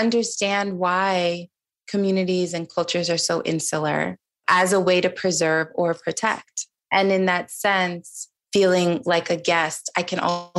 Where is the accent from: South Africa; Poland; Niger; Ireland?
Niger; now in United States; I grew up in Niger, which was predominantly Muslim country.